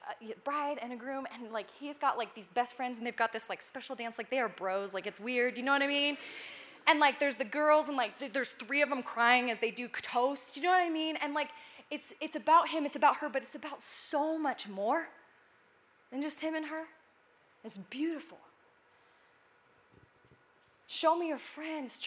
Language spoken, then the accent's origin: English; Nebraska, United States; moved away; I'm from Nebraska